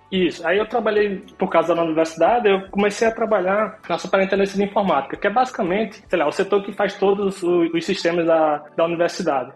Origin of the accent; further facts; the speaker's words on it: Natal, Rio Grande do Norte, Brazil; moved away as an adult; also born or lived in Caicó, Brazil; now in Sweden; Eu sou do interior do Rio Grande do Norte, é uma cidade chamada Caicó. Eu nasci em Natal, na verdade, mas eu morei praticamente a minha infância inteira lá em Natal.